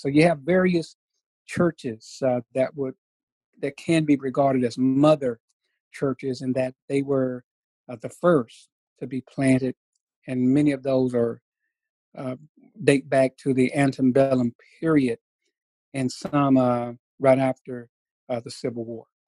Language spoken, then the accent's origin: English; Jacksonville, Texas, United States; I was born and reared in Jacksonville, Texas. That's in East Texas